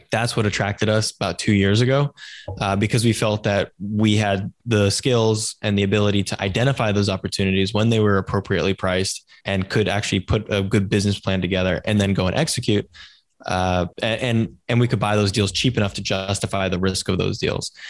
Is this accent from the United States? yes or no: yes; Silicon Valley, California, United States; I grew up in Silicon Valley